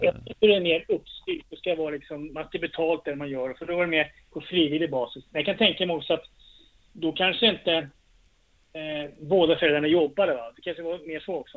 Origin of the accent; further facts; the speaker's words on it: Trosa, Södermanland, Sweden; jag är från Västjo, men det är Trosa kommun. Men ja, jag är bott här, i, född i det här huset jag bor